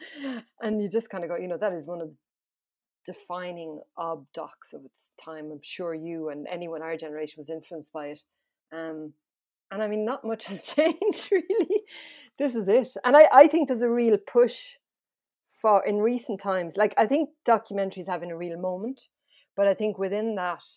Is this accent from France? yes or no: yes; France; moved away; I grew up in France